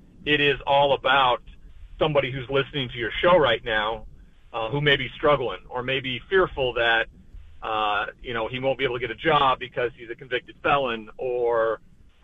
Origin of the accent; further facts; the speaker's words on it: Montana, United States; growing up in Montana